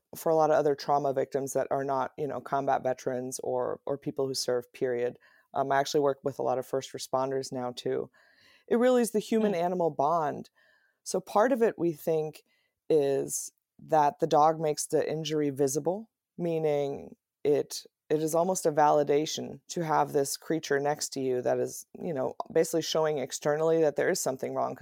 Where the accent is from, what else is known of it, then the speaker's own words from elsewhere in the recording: Germany; now in United States; I was raised in Germany